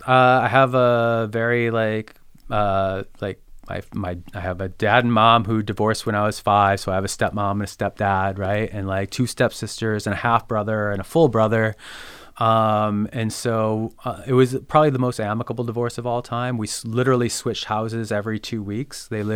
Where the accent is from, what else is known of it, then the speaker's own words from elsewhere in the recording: Midwest, United States; Like being a Midwesterner, like the idea of scrambling over a boulder, we're like, what?